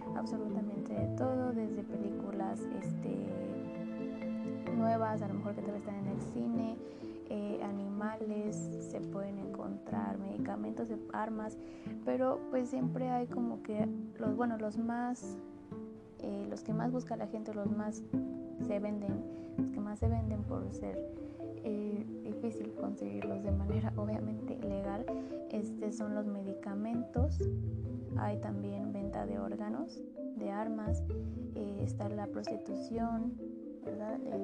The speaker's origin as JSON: {"language": "Spanish", "country": "Mexico", "said": "como ciudadanos mexicanos"}